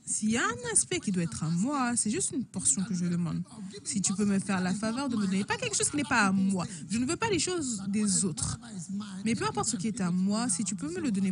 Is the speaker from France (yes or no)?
no; Switzerland; born there; La Suisse, c'est aussi mon pays natal